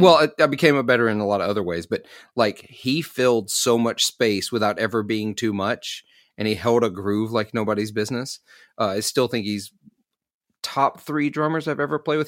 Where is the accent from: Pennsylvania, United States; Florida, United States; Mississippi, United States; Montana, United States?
Mississippi, United States; Clarksdale; I'm from Clarksdale, Mississippi, so, like, blues mecca